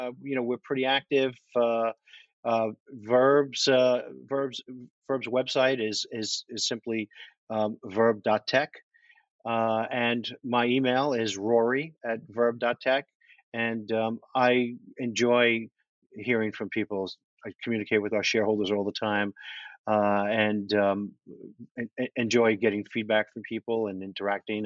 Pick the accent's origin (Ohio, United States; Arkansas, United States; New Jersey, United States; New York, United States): New York, United States; also born or lived in Manhattan; I'm from New York. I lived in Manhattan most of my adult life.